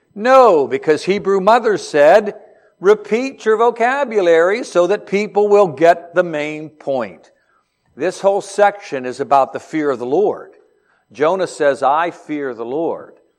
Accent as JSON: {"language": "English", "town": "Beaver Falls", "region": "Pennsylvania", "country": "United States", "said": "I'm from Beaver Falls, Pennsylvania, hometown of Joe Namath"}